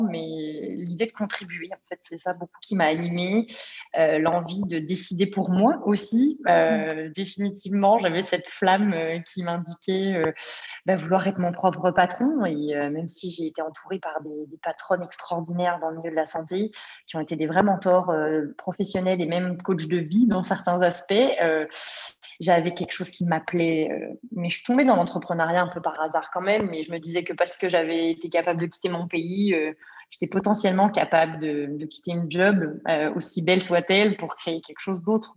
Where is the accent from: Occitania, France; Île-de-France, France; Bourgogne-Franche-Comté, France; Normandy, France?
Bourgogne-Franche-Comté, France; moved away as an adult; now in Montreal, Canada; ma région, euh, la Franche-Comté, pour la nommer, puisqu'elle est peu connue, mais j'en suis fière